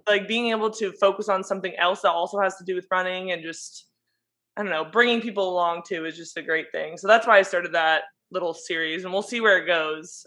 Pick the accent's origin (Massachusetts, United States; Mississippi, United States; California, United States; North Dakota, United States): California, United States; San Diego; I'm from San Diego